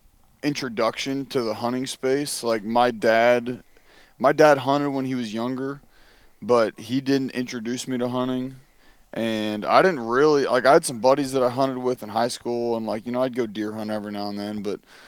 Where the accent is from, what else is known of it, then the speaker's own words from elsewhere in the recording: Pennsylvania, United States; moved away as an adult; also born or lived in Virginia; now in Mississippi, United States; I'm from Pennsylvania